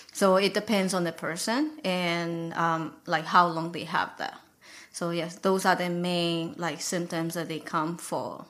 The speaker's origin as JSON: {"language": "English", "country": "Myanmar", "moved": "as an adult", "lives_now": "United States", "said": "I'm from Burma"}